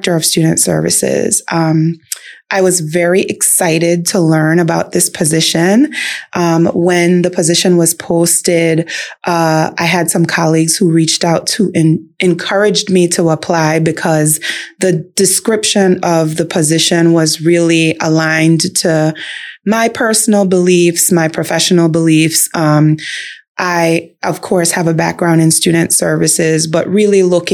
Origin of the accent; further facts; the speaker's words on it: Belize; moved away as an adult; also born or lived in Chicago / Oak Park; now in Illinois, United States; I was born and raised in Belize, and I actually started my career in education